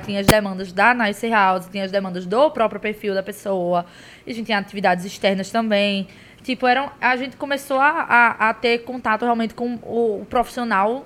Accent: Pernambuco, Brazil; a gente falou que era de Pernambuco

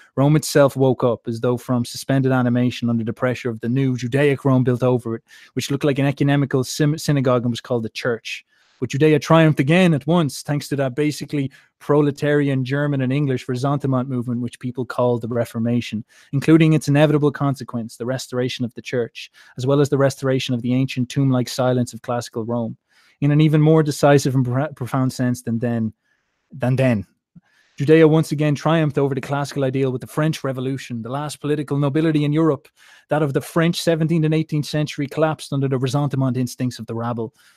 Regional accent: Ireland; as an Irishman

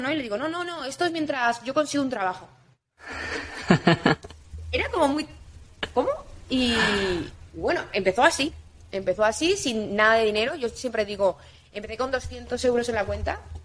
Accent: Ibiza, Balearic Islands, Spain; Yo soy de Ibiza

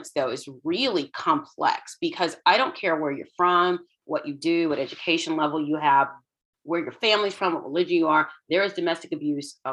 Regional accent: Houston, Texas, United States; I grew up in Houston, and my parents immigrated to the States in the late 70s

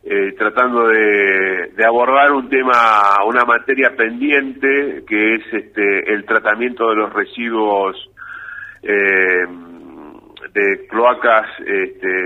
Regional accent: Rafaela, Santa Fe, Argentina; yo soy de Rafaela, estamos ahí

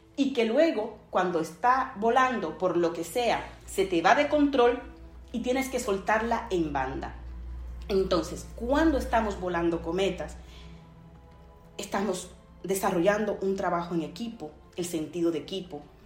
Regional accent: Dominican Republic; mi país, República Dominicana

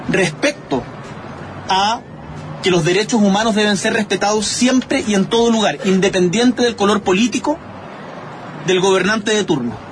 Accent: Chile

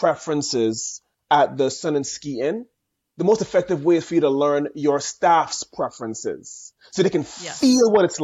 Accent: St. Thomas, U.S. Virgin Islands; accent: Caribbean; I'm proudly born and raised in specifically in St. Thomas in the U.S. Virgin Islands.

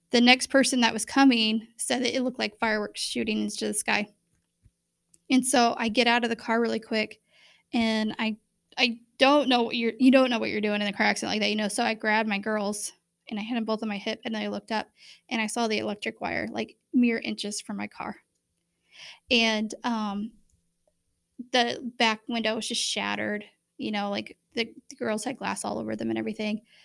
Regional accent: Bremen, United States; I grew up in Bremen

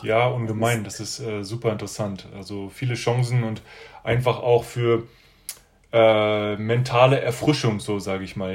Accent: Berlin, Germany; also born or lived in China; now in Stuttgart, Germany; ich bin äh, aus Berlin ursprünglich und bin jetzt in Stuttgart

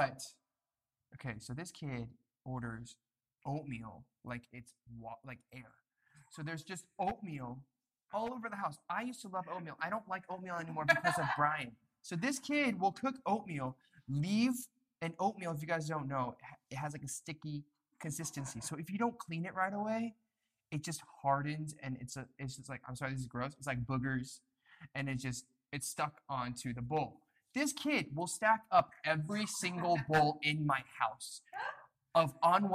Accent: United States; now in South Korea; We're all from the States

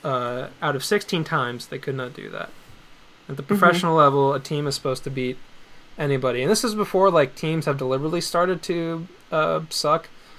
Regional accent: United States; I grew up in New Jersey and New York

